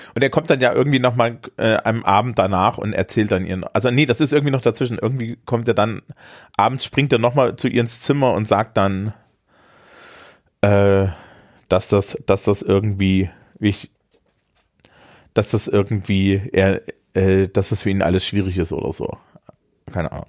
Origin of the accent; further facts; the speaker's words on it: Eisenach, Thuringia, Germany; aus meiner Heimatstadt Eisenach